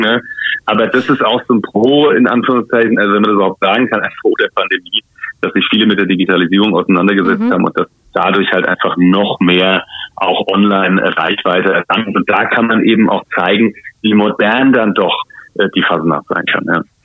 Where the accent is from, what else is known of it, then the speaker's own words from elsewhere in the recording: Mainz, Rhineland-Palatinate, Germany; bei uns in Mainz